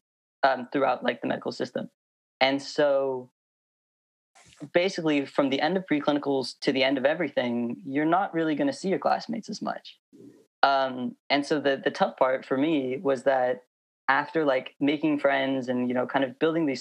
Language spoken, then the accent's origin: English; Moraga, California, United States; also born or lived in Berkeley; now in San Francisco, United States; I grew up in Moraga. It's like kind of between Oakland and Walnut Creek.